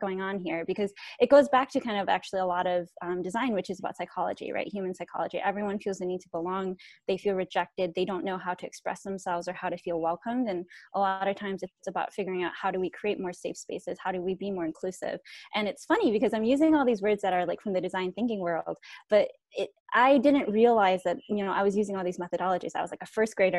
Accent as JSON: {"language": "English", "country": "Thailand", "tie": "born there", "said": "So I'm a Hmong American refugee. I was born in Thailand, but I'm not Thai. So we are a stateless nation of people."}